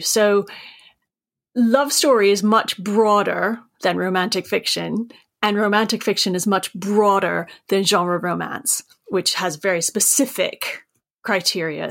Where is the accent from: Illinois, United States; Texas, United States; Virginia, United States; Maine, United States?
Maine, United States; I, am from Maine, as you can tell from my accent.